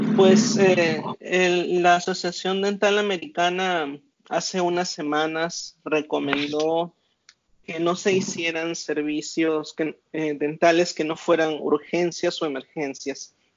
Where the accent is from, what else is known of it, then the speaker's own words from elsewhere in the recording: Las Cruces, New Mexico, United States; esta ciudad donde yo soy se llama Las Cruces